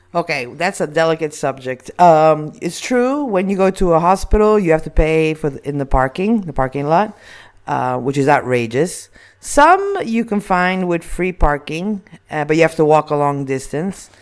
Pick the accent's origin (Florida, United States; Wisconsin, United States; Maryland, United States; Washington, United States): Florida, United States; Miami; born or raised there; also born or lived in Italy